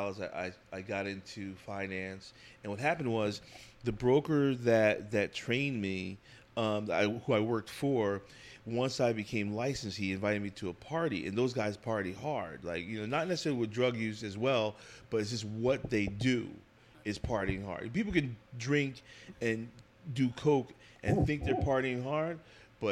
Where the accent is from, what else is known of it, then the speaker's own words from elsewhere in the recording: New Jersey, United States; I'm from New Jersey. So from the tri-state area. Grew up in a town that's about 25 miles due west of Manhattan in New Jersey